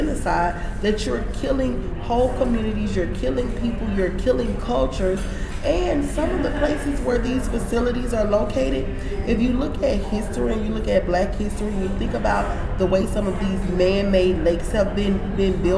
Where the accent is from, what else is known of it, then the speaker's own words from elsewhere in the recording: Louisiana, United States; now in Texas, United States; I'm from Louisiana